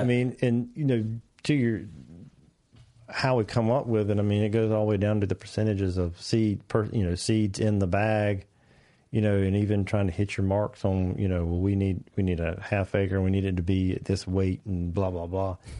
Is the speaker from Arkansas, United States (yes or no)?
no; North Carolina, United States; I'm from North Carolina